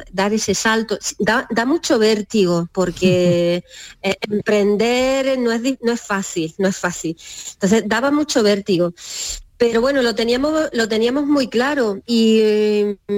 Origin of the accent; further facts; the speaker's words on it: Almería, Andalusia, Spain; moved away as an adult; also born or lived in Madrid; now in Fondón, Spain; los dos somos de Almería